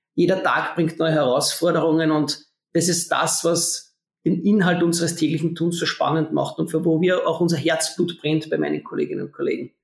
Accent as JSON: {"language": "German", "country": "Austria", "accent": "Austrian dialect", "said": "ich bin Österreicher, man erkennt es meiner Stimme"}